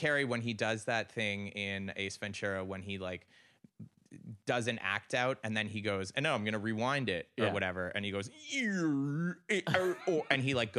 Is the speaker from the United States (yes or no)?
no; Canada; I just think you should know at this point that I'm Canadian.